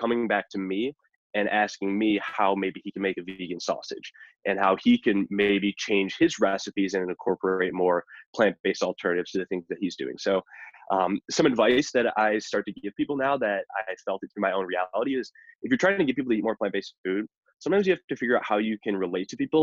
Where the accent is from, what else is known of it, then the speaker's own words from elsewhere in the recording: Chicago, Illinois, United States; also born or lived in Boulder, Colorado; I live in the Midwest, or I'm from the Midwest. So from the Chicago area